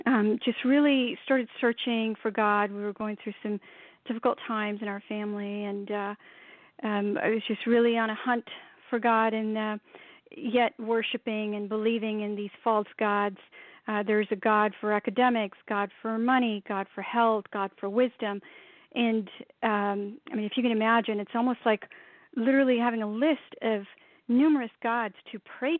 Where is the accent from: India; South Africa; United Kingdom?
India; born and raised in India, very much a Hindu Sikh environment